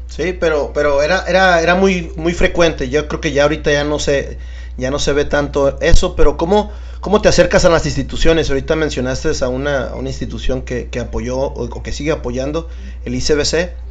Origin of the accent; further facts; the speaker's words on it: Tijuana, Baja California, Mexico; la gente de aquí, Tijuana, sabemos qué onda